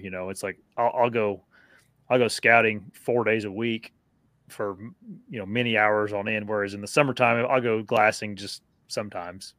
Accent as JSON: {"language": "English", "region": "Wisconsin", "country": "United States", "accent": "northern", "said": "my northern accent. Wisconsin."}